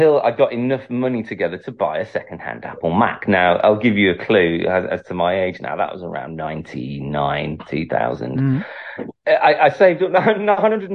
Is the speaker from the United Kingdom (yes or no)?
yes; Manchester, North West England, United Kingdom; moved away as an adult; now in London, United Kingdom; I'm originally from Manchester